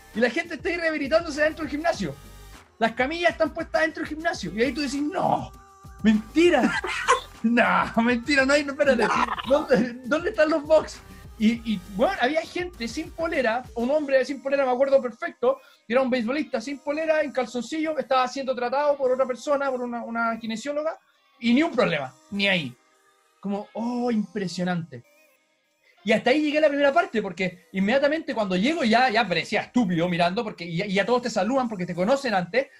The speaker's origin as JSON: {"language": "Spanish", "country": "Chile", "said": "hola, sí, soy de Chile"}